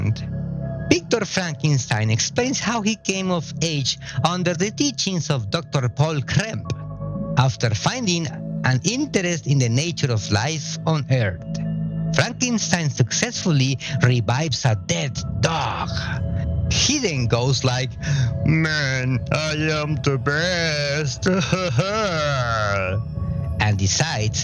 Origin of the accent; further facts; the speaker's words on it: Mexico; I was born and raised in Mexico